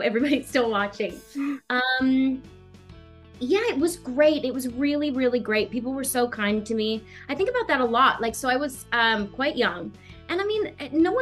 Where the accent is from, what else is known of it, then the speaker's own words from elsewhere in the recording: Australia; growing up in Australia